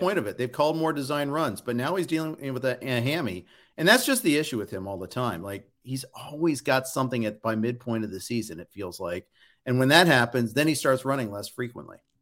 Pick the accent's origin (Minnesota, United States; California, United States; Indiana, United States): Indiana, United States; Indianapolis; I grew up in Indy